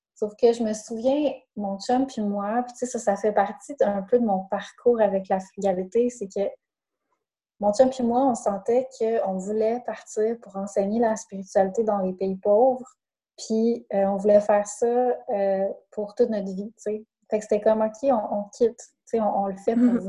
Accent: Saguenay, Quebec, Canada; moved away; je viens du Saguenay

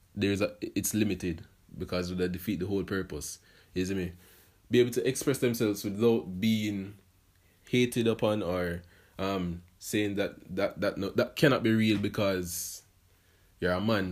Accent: Portmore, Saint Catherine, Jamaica; I was born, and then I was raised in Portmore, Jamaica

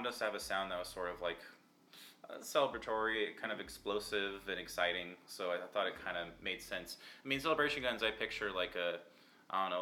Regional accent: Tempe, Arizona, United States; we grew up in Tempe, so Corona del Sol

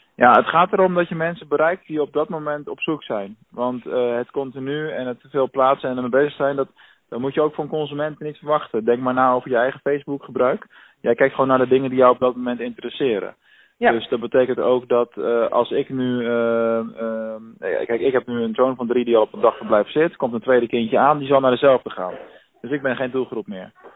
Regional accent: Rotterdam, South Holland, Netherlands; now in Venlo, Netherlands; ik kom zelf uit Rotterdam, dus ik weet wel hoe het werkt in de grote stad

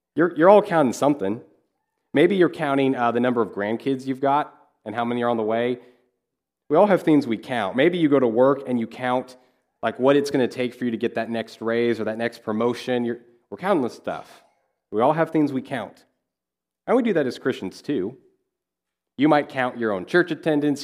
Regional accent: Kansas, United States; moved away; I grew up in Kansas

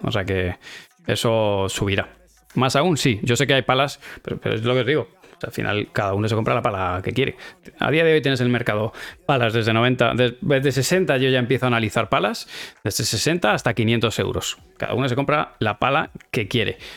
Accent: Spain; somos españoles

